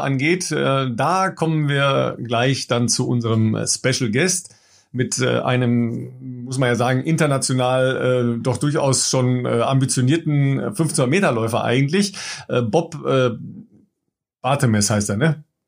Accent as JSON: {"language": "German", "country": "Germany", "said": "wir als Deutsche"}